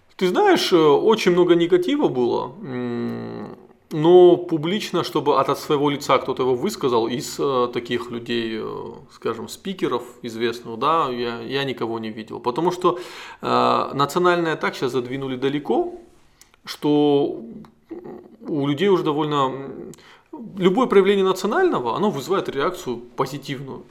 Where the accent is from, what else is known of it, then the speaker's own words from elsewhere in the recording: North Ossetia–Alania, Russia; главу нашей республики